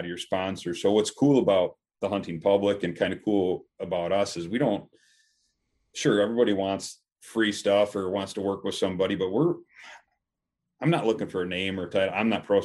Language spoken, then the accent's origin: English; Western New York, United States; I'm from Western New York. I'm about 45 minutes south of Rochester